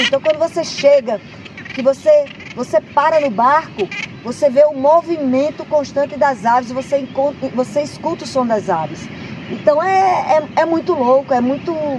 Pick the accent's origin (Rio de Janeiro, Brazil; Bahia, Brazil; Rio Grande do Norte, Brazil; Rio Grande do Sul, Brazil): Rio Grande do Norte, Brazil; Pipa; eu fui criada em Pipa, né? Com a comunidade pesqueira. Tibau do Sul, Pipa, Cibaúma.